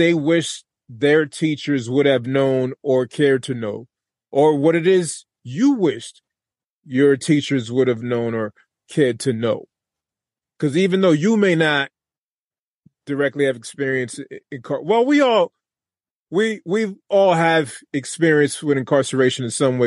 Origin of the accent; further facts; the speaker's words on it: Lawrence, Massachusetts, United States; I'm from Lawrence, Massachusetts